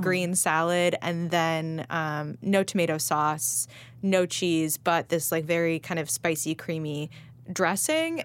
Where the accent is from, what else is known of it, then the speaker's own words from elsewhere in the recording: Los Angeles, California, United States; moved away; I grew up eating salad pizza